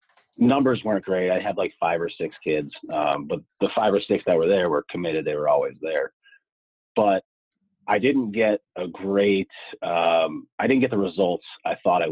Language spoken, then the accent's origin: English; Scranton, Pennsylvania, United States